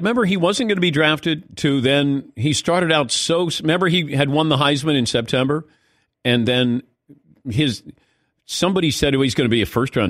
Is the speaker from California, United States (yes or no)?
no; Ohio, United States; I'm straight out of Ohio